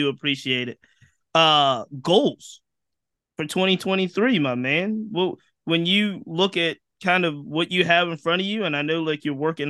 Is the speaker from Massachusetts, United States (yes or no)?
no; Virginia, United States; I'm from Virginia